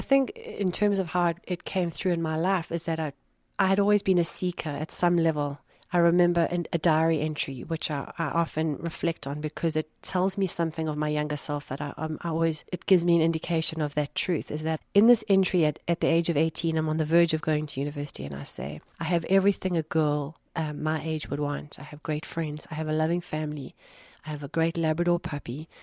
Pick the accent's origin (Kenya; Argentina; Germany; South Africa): South Africa; Durban, KwaZulu-Natal; moved away as an adult; also born or lived in Cape Town / London; I moved from uh, from where I grew up in Durban to Cape Town for ten years